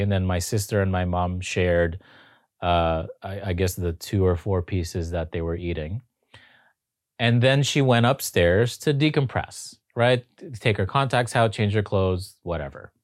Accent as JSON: {"language": "English", "town": "Toronto", "region": "Ontario", "country": "Canada", "also_born_or_lived": "Los Angeles", "moved": "as an adult", "said": "I'm from Toronto"}